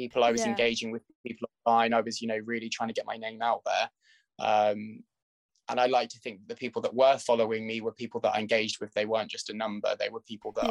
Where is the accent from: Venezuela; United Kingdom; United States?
United Kingdom; Norfolk, East of England; moved away as an adult; now in London, United Kingdom; I'm originally from Norfolk, which is a county about an hour and a half, just under 2 hours actually, I'd say, which is where I grew up